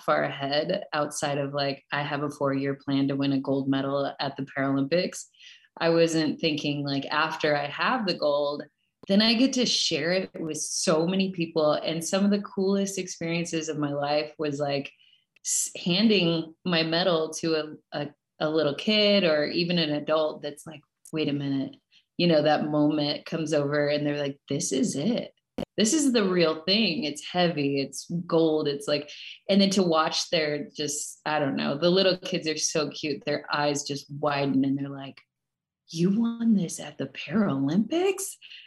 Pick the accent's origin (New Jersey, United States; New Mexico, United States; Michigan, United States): New Mexico, United States; Farmington; also born or lived in Colorado / California; now in Reno, United States; I am here in Reno, Nevada at the moment. I am from Farmington, New Mexico originally.